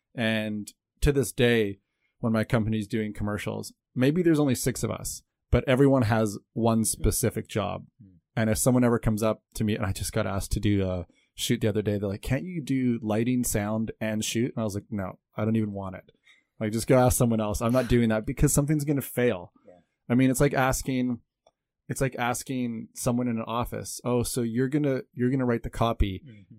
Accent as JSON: {"language": "English", "country": "Canada", "tie": "born or raised there", "moved": "as an adult", "lives_now": "Taiwan", "said": "I'm a Canadian born cinematographer, director, producer. I came to Taiwan when I was 20 years old"}